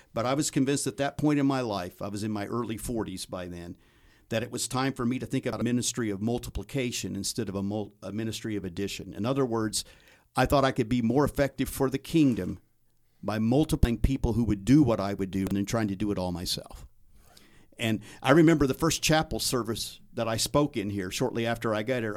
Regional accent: Indianapolis, Indiana, United States; I moved back to my hometown, took a job in Indianapolis

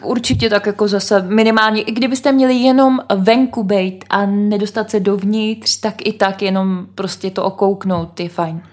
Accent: Bohemia, Czechia; odkud jsme, jsme řekli, že z Čech

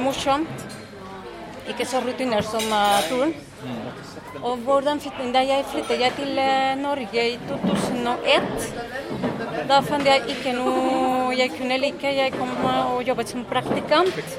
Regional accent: Mexico; Norwegian is a second language; moved away; fra Mexico

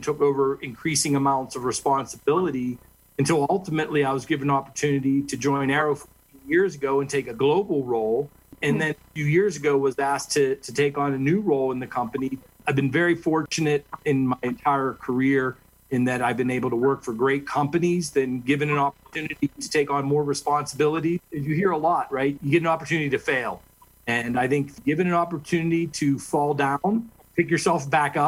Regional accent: Western Pennsylvania, United States; I was born in Western Pennsylvania

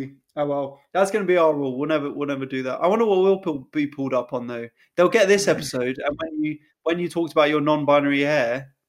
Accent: Hollywood, California, United States; because I remember distinctly growing up in Hollywood, the rule was

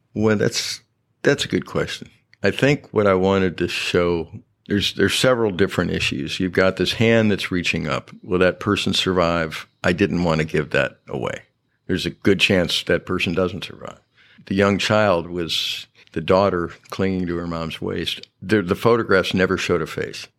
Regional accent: Syracuse, New York, United States; moved away as an adult; also born or lived in Maine; now in Galveston, United States; I grew up in Syracuse, New York, upstate New York

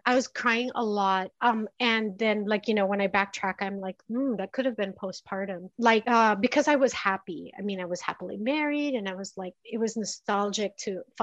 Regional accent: Philippines; moved away as an adult; now in United States; I grew up in the Philippines and I know the Philippine entertainment industry

